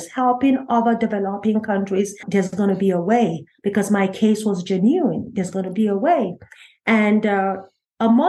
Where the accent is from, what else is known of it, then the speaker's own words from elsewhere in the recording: Nigeria; moved away as an adult; also born or lived in Lagos, Nigeria; now in United States; I'm a Nigerian, by the way, and I left Nigeria, Lagos, for Philadelphia.